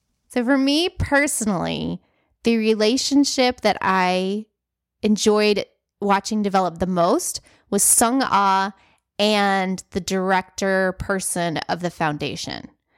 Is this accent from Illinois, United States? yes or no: no; South Dakota, United States; born there; also born or lived in South; I lived in the South for a long time. I was born in South Dakota.